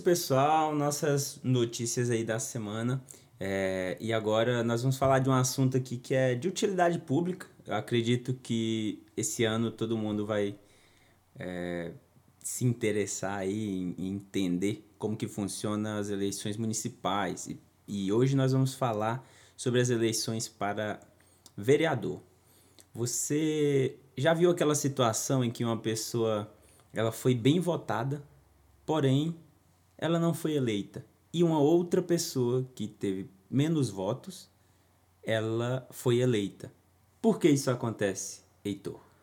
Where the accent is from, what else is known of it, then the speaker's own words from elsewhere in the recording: Tocantins, Brazil; esse aqui é da minha terra. Lá no Tocantins